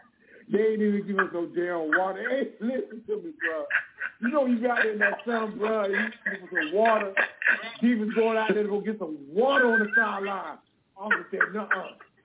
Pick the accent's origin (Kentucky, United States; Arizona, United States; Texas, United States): Arizona, United States; We're both from Arizona.